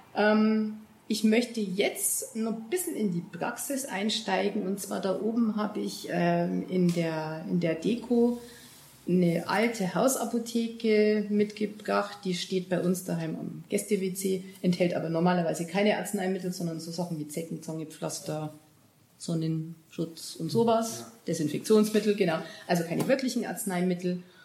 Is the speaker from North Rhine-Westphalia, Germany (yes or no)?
no; Bavaria, Germany; bei uns in Bayern